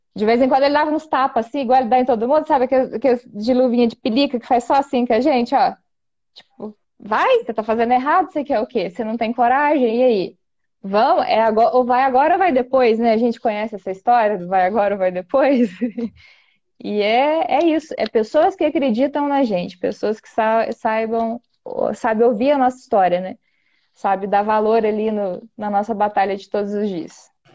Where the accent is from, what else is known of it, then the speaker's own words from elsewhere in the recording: Campos Gerais, Minas Gerais, Brazil; eu nasci e fui criada em zona rural